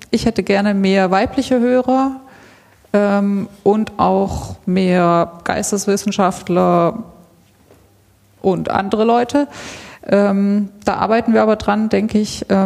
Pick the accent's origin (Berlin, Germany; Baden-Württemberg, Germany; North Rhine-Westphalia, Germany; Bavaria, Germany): Baden-Württemberg, Germany; Karlsruhe; born there; also born or lived in Switzerland; now in Stuttgart, Germany; 1978 in Karlsruhe. Ich lebe in Stuttgart. Ähm, genau, und ich habe einen Teil meiner Kindheit in der Schweiz verbracht, also ich kann die Schweiz hier so ein bisschen repräsentieren.